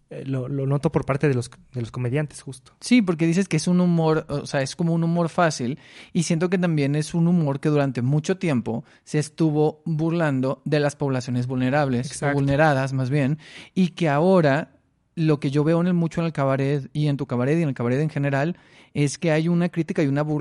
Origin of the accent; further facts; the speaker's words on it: Mexicali, Baja California, Mexico; now in Mexico City, Mexico; Yo soy de, de Mexicali